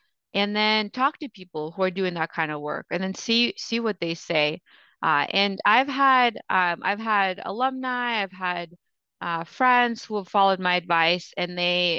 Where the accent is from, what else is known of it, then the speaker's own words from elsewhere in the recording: Ukraine; also born or lived in Russia; so I was born in Russia and Ukraine, or was born in Russia and lived in Ukraine.